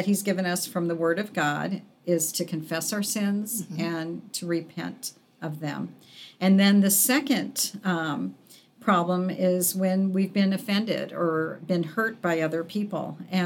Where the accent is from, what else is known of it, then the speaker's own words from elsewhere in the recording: Arizona, United States; moved away; I was born and raised in Arizona